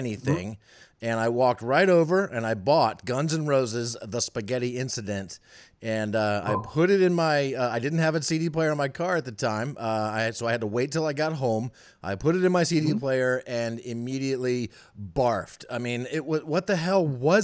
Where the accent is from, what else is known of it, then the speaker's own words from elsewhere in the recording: Northern Virginia, United States; moved away as an adult; now in Charlottesville, United States; I grew up in the Northern Virginia area.